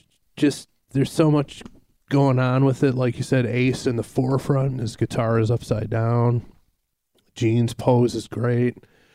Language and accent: English; Detroit, Michigan, United States; I'm in my hometown of Detroit.